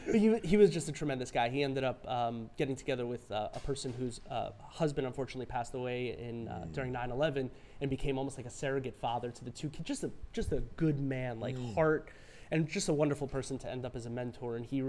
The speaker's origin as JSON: {"language": "English", "town": "New York City", "region": "New York", "country": "United States", "tie": "born or raised there", "also_born_or_lived": "Rockland County, New York", "said": "a New Yorker. I grew up in Flushing, Queens, lived in Rockland County, New York City, went to school in the city, Lexington and 24th, right?"}